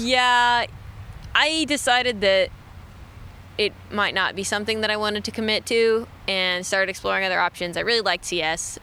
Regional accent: Austin, Texas, United States; moved away as an adult; growing up in Texas, it's like 90 degrees like all the time

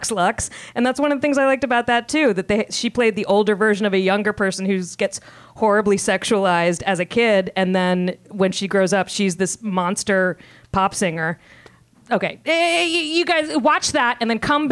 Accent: Virginia, United States; I'm from Virginia. And I grew up like going to high school across the street from DuPont

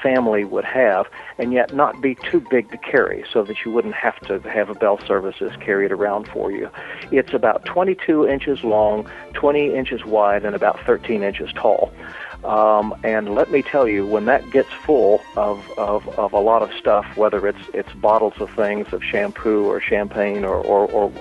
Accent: Kentucky, United States; moved away as an adult; also born or lived in England; although I'm from Kentucky, my family lived in England for about 15 years

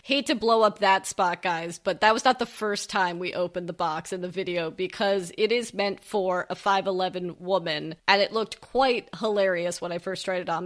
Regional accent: West Coast, United States; we're both West Coasters

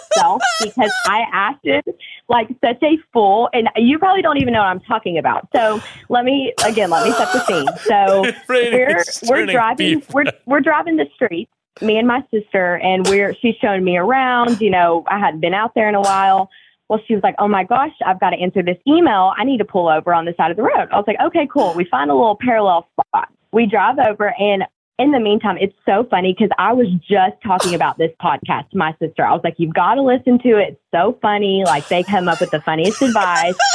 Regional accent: Tennessee, United States; I'm from Tennessee

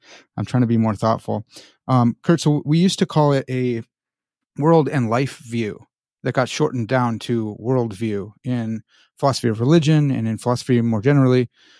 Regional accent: Chicago, Illinois, United States; I'm from Chicago, and we talk really Chicagoland.

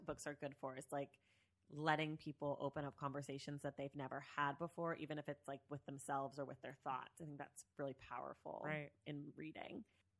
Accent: Bay Area, California, United States; I'm from the Bay Area, you know.

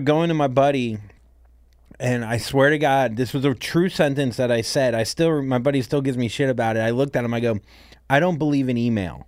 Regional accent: Port St. Lucie, Florida, United States; moved away as an adult; also born or lived in Miami, Florida / New York City; my family moved to a place called Port Saint Lucie, Florida

